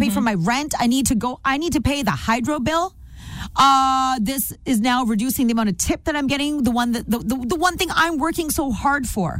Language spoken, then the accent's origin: English; Canada; I'm not Indian, I'm Canadian.